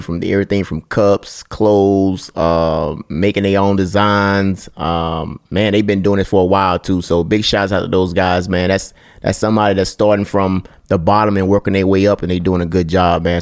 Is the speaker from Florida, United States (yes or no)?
no; Mississippi, United States; I'm from Mississippi